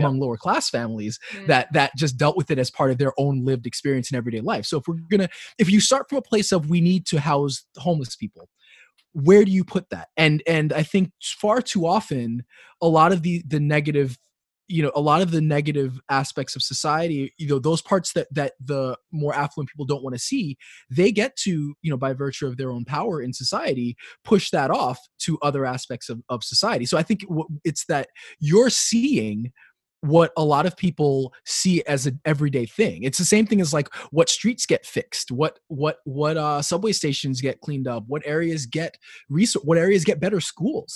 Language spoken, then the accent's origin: English; New York City, New York, United States; also born or lived in Flatbush, Brooklyn; I grew up in Upper West Side, so obviously I grew up in an area that's much more affluent. Um, but I also grew up in in Flatbush